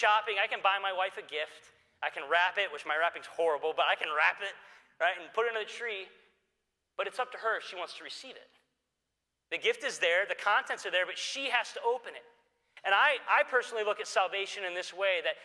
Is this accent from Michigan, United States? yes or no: yes; Detroit, Michigan, United States; I grew up here in the Detroit area